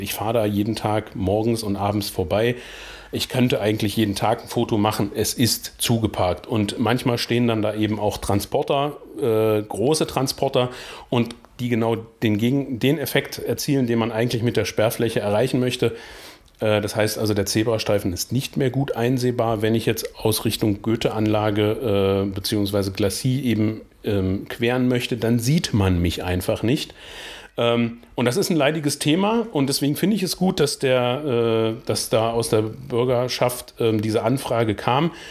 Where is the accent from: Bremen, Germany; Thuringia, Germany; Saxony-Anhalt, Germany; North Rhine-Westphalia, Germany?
Saxony-Anhalt, Germany; Blankenburg; weil ich ja gebürtiger Blankenburger bin